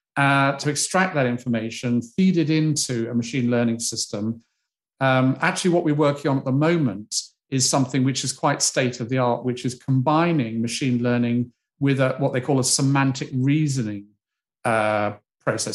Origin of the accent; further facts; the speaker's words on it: United Kingdom; as a Brit